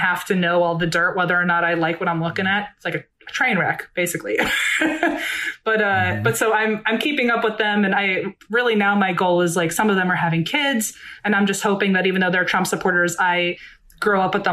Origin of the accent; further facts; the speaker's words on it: Virginia, United States; moved away as an adult; now in Los Angeles, United States; I grew up in Virginia my whole life. I went to college in Virginia